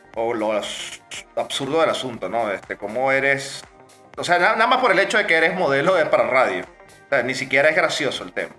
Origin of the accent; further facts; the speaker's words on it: Venezuela; como todo venezolano